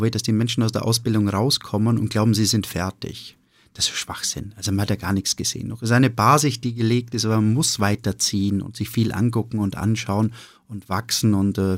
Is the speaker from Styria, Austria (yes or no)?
yes; Hofkirchen, Styria, Austria; Also ich bin im Gasthof äh, groß geworden, im Gasthof meiner, meiner Mutter. Äh, in, in einem kleinen Dorf, das heißt Hofkirchen. Hofkirchen ist ein, ein 300 Einwohner-Dörfchen in der Oststeiermark.